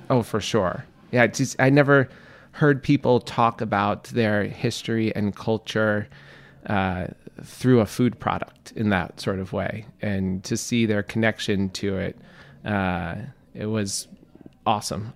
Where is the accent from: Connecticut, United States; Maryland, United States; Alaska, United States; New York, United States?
New York, United States; New York City; also born or lived in Florence, Italy; I grew up in Queens, New York